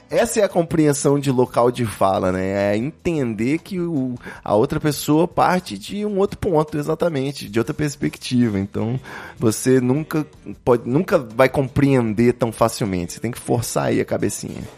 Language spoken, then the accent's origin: Portuguese; Rio de Janeiro, Brazil; Eu também sou carioca.